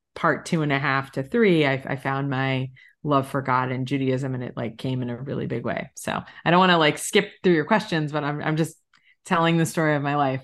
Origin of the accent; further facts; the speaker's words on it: South Florida, United States; moved away; also born or lived in Long Island, New York; I was born in New York, like most Jews, and I grew up in South Florida